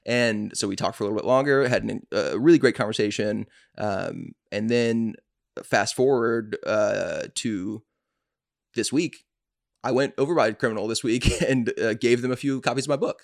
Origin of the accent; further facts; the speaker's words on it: Atlanta, Georgia, United States; I'm from Atlanta